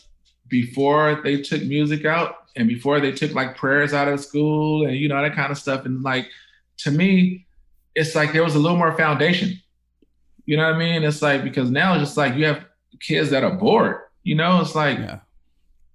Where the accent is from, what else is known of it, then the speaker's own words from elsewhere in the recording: Oakland, California, United States; I'm born and raised in Oakland